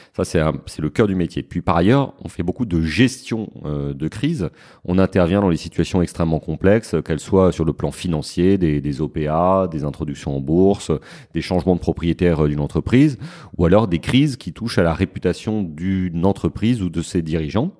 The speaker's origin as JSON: {"language": "French", "town": "Paris", "region": "Île-de-France", "country": "France", "said": "je suis parisien"}